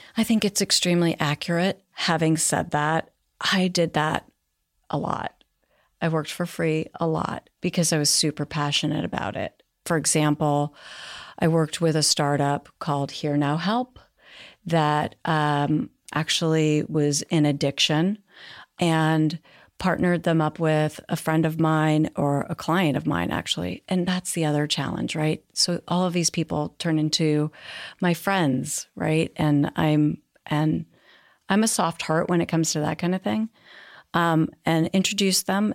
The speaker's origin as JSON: {"language": "English", "area": "Marin County", "region": "California", "country": "United States", "tie": "born or raised there", "moved": "as an adult", "lives_now": "New York, United States", "said": "grew up in Marin County, but I was born in New York and then at ten moved to California"}